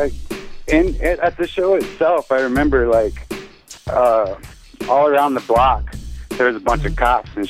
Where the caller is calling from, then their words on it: Montana, United States; You got … from Montana.